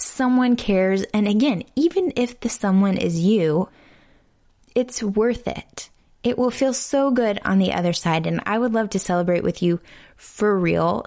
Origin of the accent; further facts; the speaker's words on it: Houston, Texas, United States; here in Houston, in my hometown